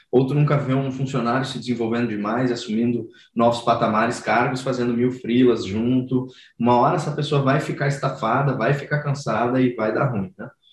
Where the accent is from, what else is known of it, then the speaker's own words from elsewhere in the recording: Rio Grande do Sul, Brazil; now in São Paulo, Brazil; eu ia para o litoral lá do Rio Grande do Sul, sou gaúcho, né? Hoje eu moro em São Paulo.